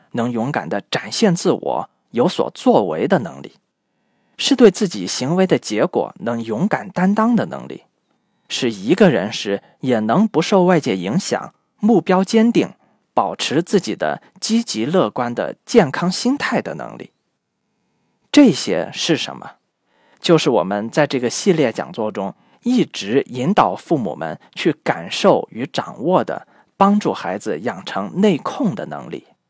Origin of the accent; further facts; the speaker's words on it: China; 我们中国人